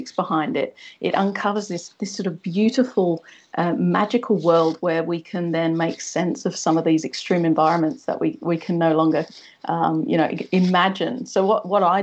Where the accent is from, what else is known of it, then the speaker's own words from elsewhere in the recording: Wethersfield, East of England, United Kingdom; now in Australia; I'm originally from Essex, so I grew up in a little village called Wethersfield near Braintree in Essex.